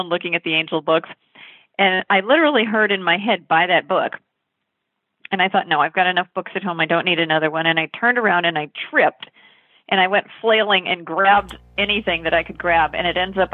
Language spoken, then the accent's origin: English; Northern Virginia, United States; I grew up in Virginia, Northern Virginia, near Washington, D.C.